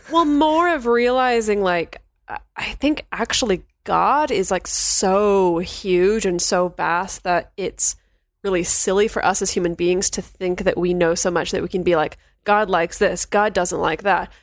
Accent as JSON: {"language": "English", "town": "Chico", "region": "California", "country": "United States", "tie": "born or raised there", "moved": "yes", "said": "my hometown of Chico, California"}